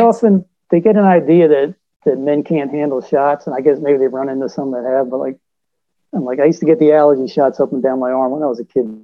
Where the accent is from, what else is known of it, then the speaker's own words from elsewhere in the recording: Virginia Beach, Virginia, United States; I was from Virginia Beach